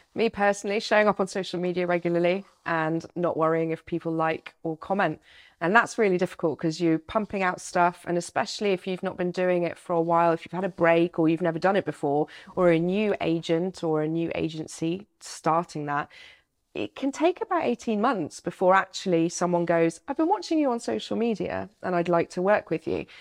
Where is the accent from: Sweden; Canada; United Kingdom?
United Kingdom; as a Brit